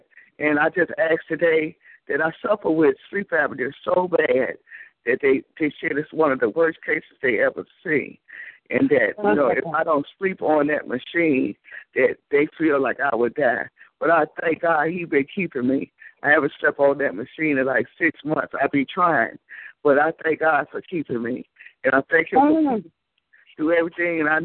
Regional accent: Chicago, Illinois, United States; now in Alabama, United States; I'm from Chicago, but I live in Alabama.

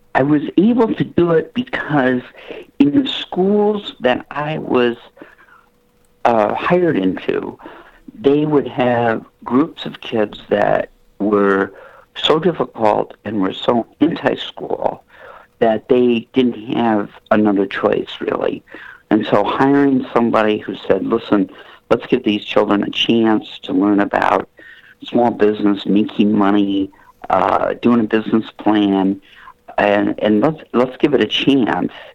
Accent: Flint, Michigan, United States; moved away as an adult; also born or lived in New York City; I'm from Flint, Michigan, so I relocated uh, to um, uh, Manhattan

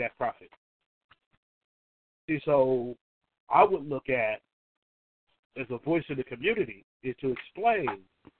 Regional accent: Oakland, California, United States; I grew up in Oakland

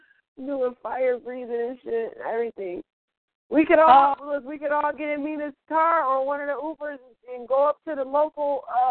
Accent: Midwest, United States; I'm from the Midwest, so we used to do these things called lock-ins.

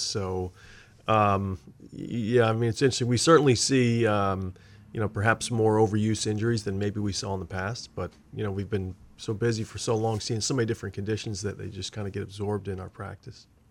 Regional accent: Pennsylvania, United States; now in Maine, United States; I grew up in Pennsylvania, so I'm a big, uh, Philadelphia sports fan

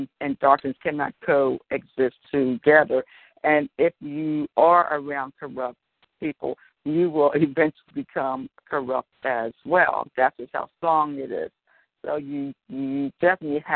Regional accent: Philadelphia, Pennsylvania, United States; now in Delaware, United States; Born and raised in Philly, now I live in Delaware

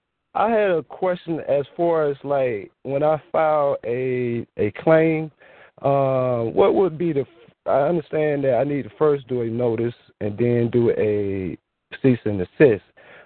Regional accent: Georgia; I'm from Georgia, Republic of Georgia.

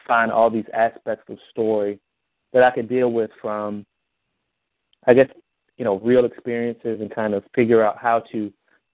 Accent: Montgomery, Alabama, United States; Montgomery, which is my hometown

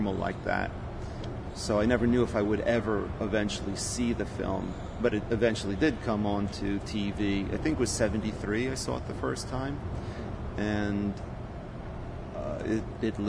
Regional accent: Rockland County, New York, United States; also born or lived in Las Vegas, Nevada; I moved back and to Rockland County, which is where I grew up, Rockland County, New York

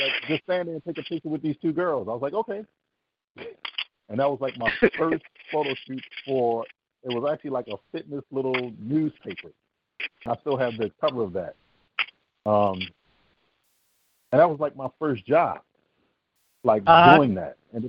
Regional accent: East Coast, United States; also born or lived in Seville, Spain; I was actually born in Seville, Spain. My dad was military, and he brought me back to the States, and I actually grew up an East Coaster.

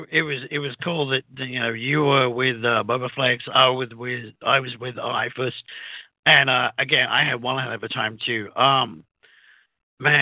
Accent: United Kingdom; accent: British; now in United States

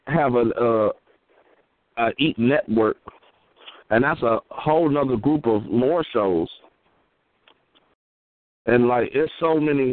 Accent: Michigan, United States; I'm from Michigan

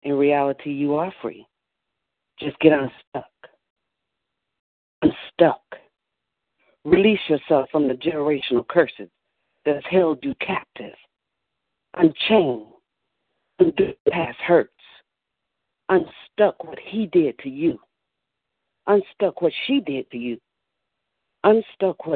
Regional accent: Atlanta, Georgia, United States; I'm from the South Metro area of Atlanta, area called Bridge.

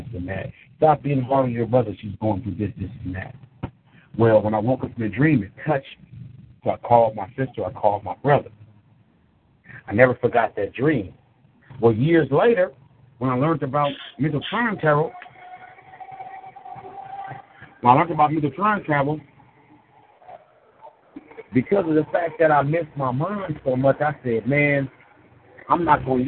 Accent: Richmond, California, United States; moved away; also born or lived in Colorado; I'm from California. I'm from Richmond, California, the Bay Area. I was living in Colorado.

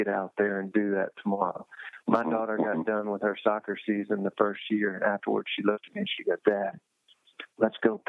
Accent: United States; as an American

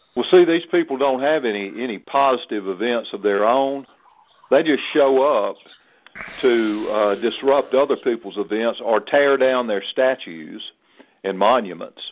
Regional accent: the South, Southern United States, United States; as a Southerner

